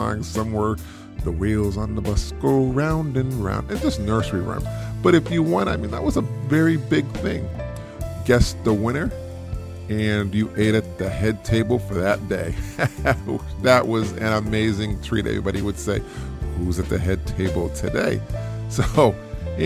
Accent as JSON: {"language": "English", "town": "Springfield", "region": "Massachusetts", "country": "United States", "tie": "born or raised there", "said": "I was from Springfield, Massachusetts. And in Springfield, you really couldn't see a lot of stars just because of the light pollution"}